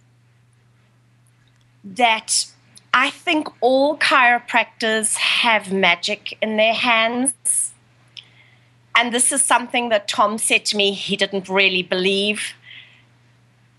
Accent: South Africa; moved away as an adult; also born or lived in San Francisco, United States; now in Italy; I'm South African born to an Italian father. So I live in Italy at the moment, but for many years I was an expat wife

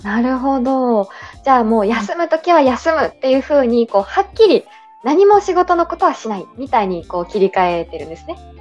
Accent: Yamagata, Japan; moved away as an adult; now in Kuala Lumpur, Malaysia; 私はあの地元出身が山形なので寒さには強

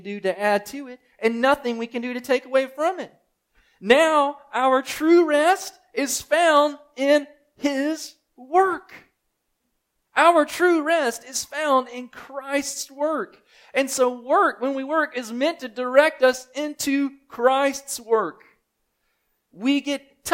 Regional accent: United States; I'm thinking as an American

